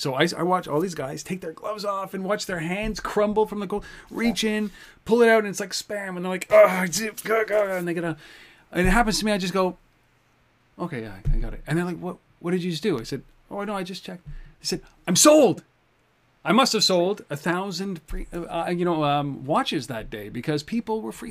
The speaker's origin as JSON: {"language": "English", "country": "Canada", "said": "I'm Canadian"}